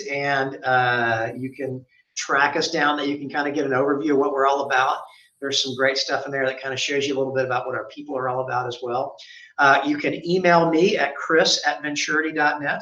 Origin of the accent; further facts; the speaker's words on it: Memphis, Tennessee, United States; moved away as an adult; also born or lived in Oxford, Mississippi; now in Dallas, United States; where I grew up in Memphis.